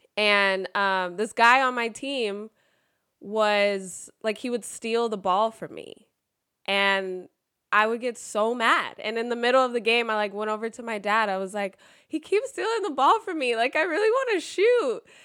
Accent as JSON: {"language": "English", "town": "Sacramento", "region": "California", "country": "United States", "tie": "born or raised there", "said": "I'm actually from Sacramento and grew up a Lakers fan"}